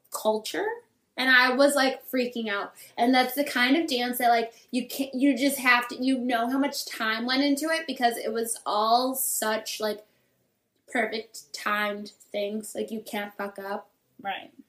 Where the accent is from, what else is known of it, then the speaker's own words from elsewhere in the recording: Michigan, United States; my like childhood bedroom. I'm from Michigan.